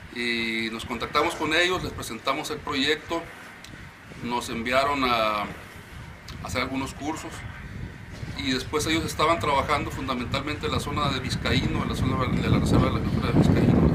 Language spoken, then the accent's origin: Spanish; Baja California Sur, Mexico; Nosotros somos de los pocos subcalifornianos de pura cepa que quedamos en Baja California